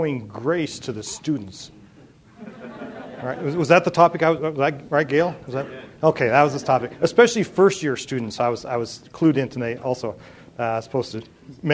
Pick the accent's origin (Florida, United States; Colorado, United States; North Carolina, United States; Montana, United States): Montana, United States; Three Forks; moved away as an adult; also born or lived in Europe; I grew up in Three Forks